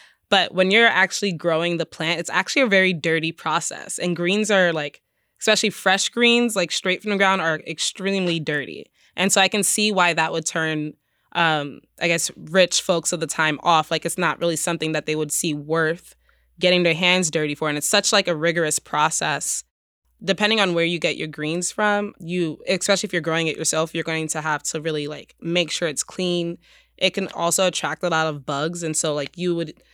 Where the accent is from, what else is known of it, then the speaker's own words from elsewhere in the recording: New York City, New York, United States; I grew up in the Bronx